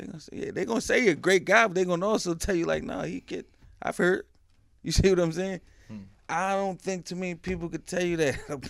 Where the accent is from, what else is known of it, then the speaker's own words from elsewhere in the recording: Philadelphia, Pennsylvania, United States; I'm from Erie Avenue.